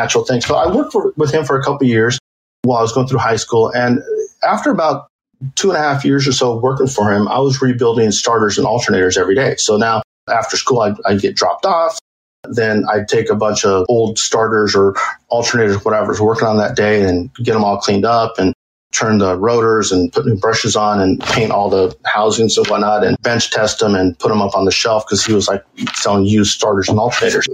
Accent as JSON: {"language": "English", "town": "El Cajon", "region": "California", "country": "United States", "tie": "born or raised there", "said": "I was born in El Cajon, California"}